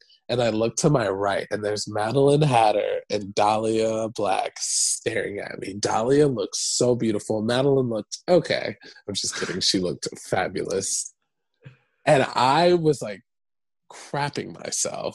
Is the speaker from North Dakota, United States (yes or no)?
no; Michigan, United States; moved away as an adult; also born or lived in Atlanta, Georgia; now in New York, United States; Growing up in Michigan, I felt like I couldn't, like, be myself